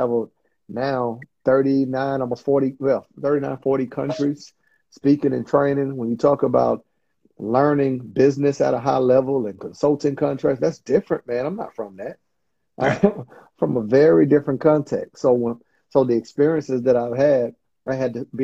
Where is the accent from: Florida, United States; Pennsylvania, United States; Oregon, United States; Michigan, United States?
Florida, United States; Panama City; I grew up in Panama City, Florida